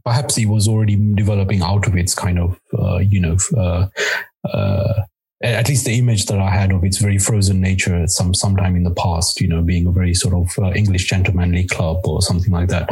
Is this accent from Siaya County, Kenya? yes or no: no; Nairobi, Kenya; moved away; also born or lived in Mombasa, Kenya / United Kingdom; with my family, I moved to the UK. We lived uh, for the most part in Nairobi